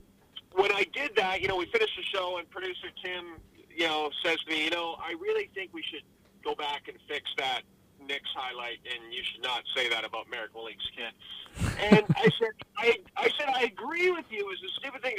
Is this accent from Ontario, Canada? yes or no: no; Northern Alberta, Canada; growing up in Northern Alberta